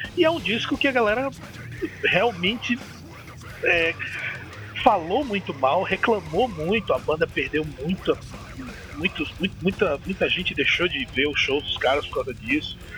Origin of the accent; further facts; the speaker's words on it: Maceió, Alagoas, Brazil; sou de Maceió, Alagoas, Nordestão